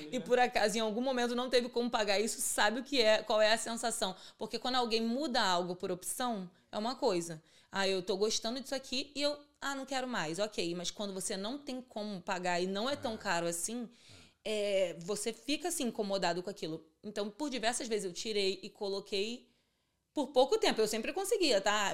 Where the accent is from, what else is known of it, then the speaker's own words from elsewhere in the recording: Rio de Janeiro, Brazil; also born or lived in Vila Aliança, Bangu; e fui criada em Santíssimo, que é um bairro do subúrbio do Rio